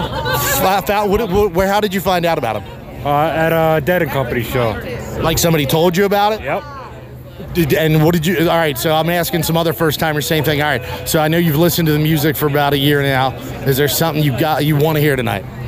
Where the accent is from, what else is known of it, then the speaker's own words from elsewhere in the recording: Baltimore, Maryland, United States; I'm from Baltimore